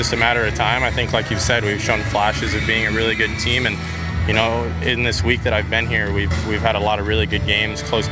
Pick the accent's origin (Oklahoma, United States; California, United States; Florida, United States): Florida, United States; Hialeah; born or raised there